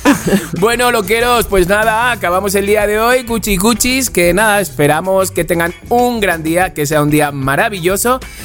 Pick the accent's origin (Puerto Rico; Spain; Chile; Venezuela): Spain; moved away as an adult; now in Mexico; Era español